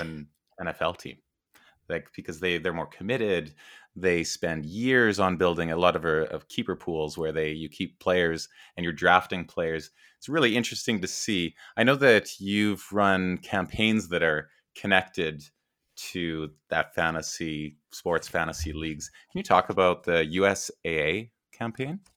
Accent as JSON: {"language": "English", "town": "Edmonton", "region": "Alberta", "country": "Canada", "tie": "born or raised there", "said": "I grew up in Edmonton, Alberta, Canada"}